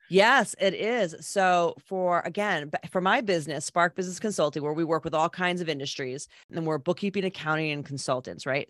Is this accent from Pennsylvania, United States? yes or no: no; Old Saybrook, Connecticut, United States; born and raised in Old Sabre, Connecticut.